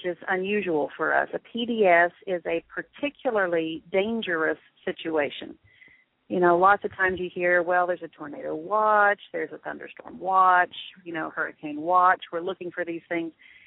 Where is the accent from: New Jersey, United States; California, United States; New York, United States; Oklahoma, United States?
Oklahoma, United States; Shawnee; now in Oklahoma City, United States; Shawnee, Oklahoma, which is my hometown